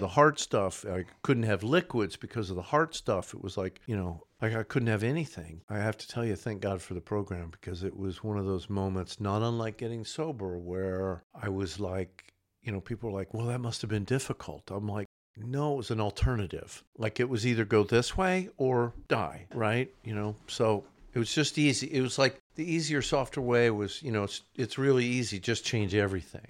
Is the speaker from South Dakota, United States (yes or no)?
no; Tulsa, Oklahoma, United States; I'm originally from Oklahoma, Tulsa.